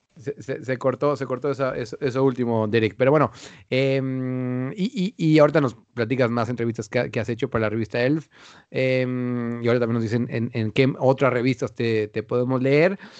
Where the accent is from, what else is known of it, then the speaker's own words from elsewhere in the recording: Mexico; yo soy mexicano y, quiero mucho mi país